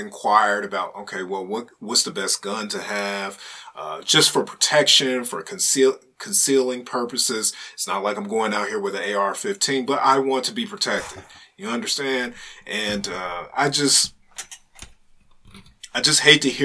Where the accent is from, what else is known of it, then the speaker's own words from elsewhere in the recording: United States; as an American citizen